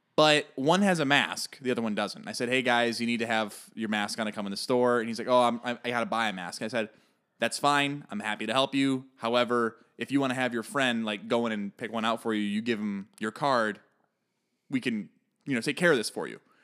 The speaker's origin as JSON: {"language": "English", "town": "Chicago", "region": "Illinois", "country": "United States", "said": "I am from Chicago"}